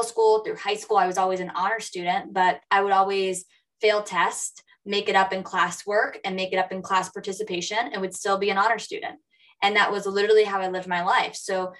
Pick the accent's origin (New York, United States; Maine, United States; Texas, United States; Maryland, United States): Maine, United States; Lewiston; I grew up in Lewiston, Maine, a mill town, and that's where I'm from